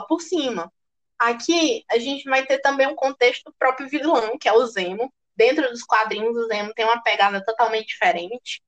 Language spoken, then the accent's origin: Portuguese; Brazil; nós somos brasileiras.